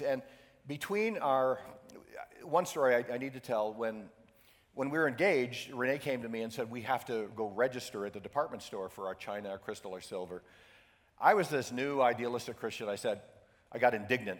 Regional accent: Syracuse, New York, United States; I grew up in Syracuse, New York, upstate New York, where uh, we get 10 feet of snow every year

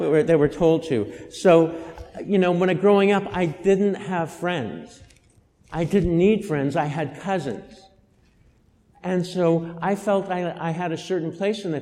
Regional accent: Boulder, Colorado, United States; I was born in Boulder, Colorado, in the year of our Lord, 1959

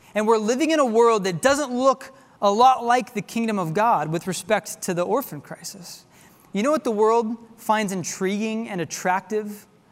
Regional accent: Tulsa, Oklahoma, United States; now in Texas, United States; my hometown of Tulsa, Oklahoma.

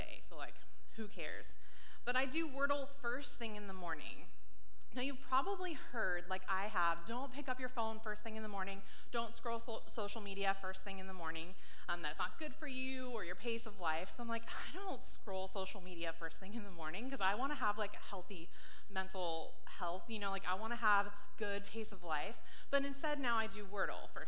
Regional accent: San Diego, California, United States; now in Washington, United States; I grew up in San Diego, California, and then moved up to Washington in 2007.

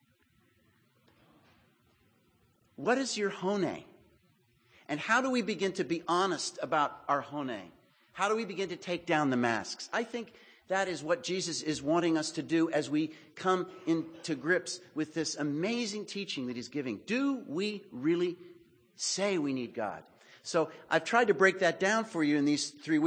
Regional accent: Texas, United States; I'm from Texas

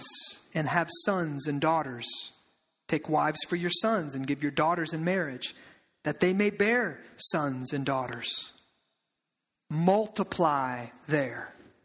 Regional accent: Eldridge, Iowa, United States; I grew up in Eldridge. I grew up in the suburbs.

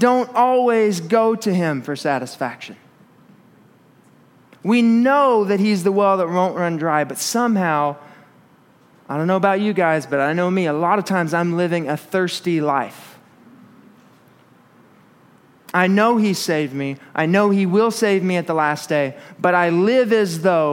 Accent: Arkansas, United States; I grew up in Arkansas, and it was really hot in the summer

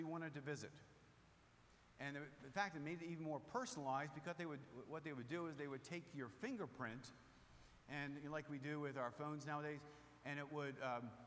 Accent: Rehoboth Beach, Delaware, United States; moved away; I grew up in Rehoboth Beach, Delaware

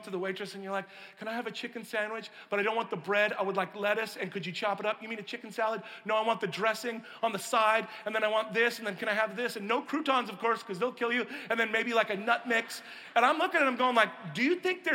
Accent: Pacific Northwest, United States; I grew up on the West Coast, in the Pacific Northwest

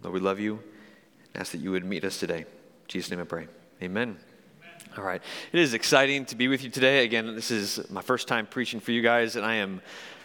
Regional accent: Michigan, United States; I grew up in Michigan

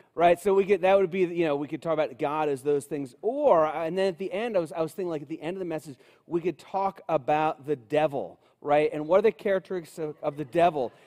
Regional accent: Cincinnati, Ohio, United States; I grew up in Cincinnati, uh, my whole life

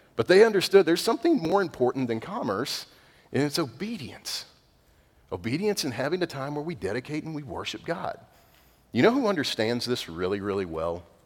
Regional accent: East Texas, United States; I'm redneck from East Texas

